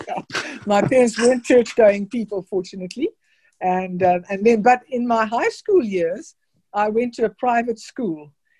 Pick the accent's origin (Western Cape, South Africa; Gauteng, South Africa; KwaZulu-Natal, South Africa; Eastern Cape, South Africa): Gauteng, South Africa; Pretoria; born there; also born or lived in Zimbabwe; I was born in Pretoria. Then my father, who was an engineer, moved to what was then Rhodesia, which is now called Zimbabwe.